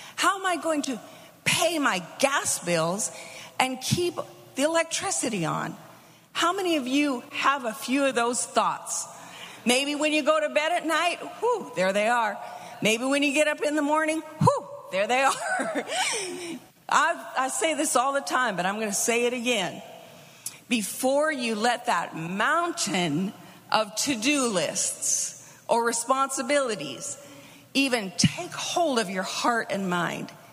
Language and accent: English; United States; moved away; also born or lived in Melbourne; we're we're little American kids. We understand American